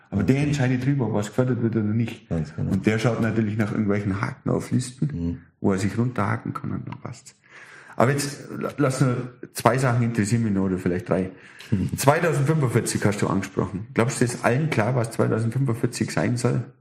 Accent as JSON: {"language": "German", "country": "Germany", "said": "Ich und wir Deutsche, das muss ich jetzt ja, noch ganz kurz schnell ja. sagen"}